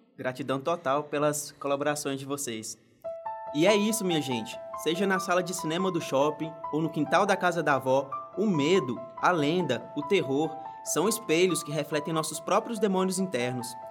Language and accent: Portuguese; Minas Gerais, Brazil; eu que sou mineiro do interior